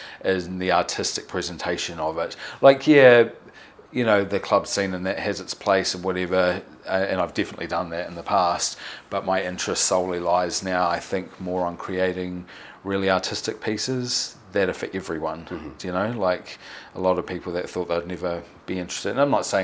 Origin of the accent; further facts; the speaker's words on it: New Zealand; I'm from New Zealand